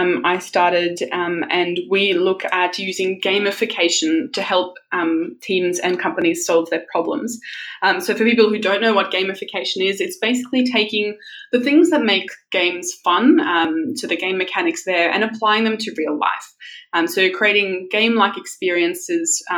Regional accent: Australia; English is a second language; also born or lived in South Africa; I was born in South Africa, and I lived there till I was 10. So I moved to Australia because my father got a job here, and you know, Australia is just such an amazing place to grow up.

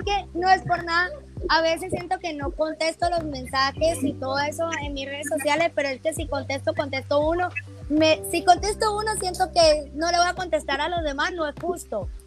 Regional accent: Caracas, Capital District, Venezuela; moved away as an adult; also born or lived in Guatemala City, Guatemala; now in Guatemala; Yo soy de Caracas

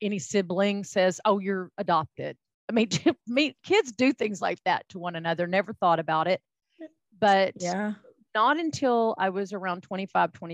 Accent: Texas, United States; accent: Texan; I am a fifth generation Texan. You and I have laughed about my accent. That's where it comes from

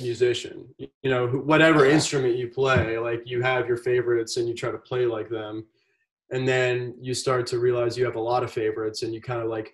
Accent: South Carolina, United States; I'm born and raised in South Carolina

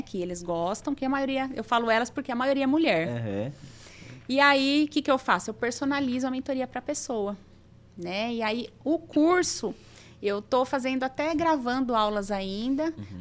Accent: Osasco, São Paulo, Brazil; moved away as an adult; now in São José do Rio Preto, Brazil; Sou de Osasco, São Paulo. Eu tô aqui em Rio Preto há 12 anos já

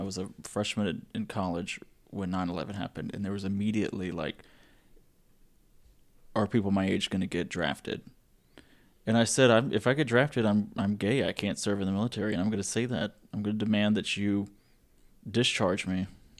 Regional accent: Louisiana, United States; Well, not me, but I come from Louisiana.

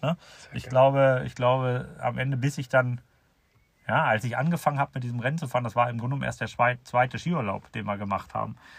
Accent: Seesen, Lower Saxony, Germany; hier bei uns in Seesen

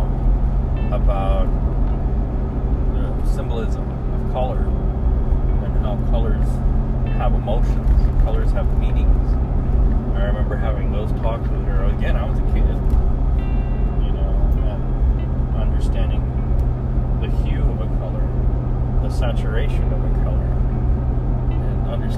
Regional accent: San Antonio, Texas, United States; moved away; in San Antonio, and I'm sure there are other places like it, but Spanish was so openly heard, even in the schools, as a kid. You know, I remember in elementary school, you'd have recess and you hear kids openly speaking Spanish to each other

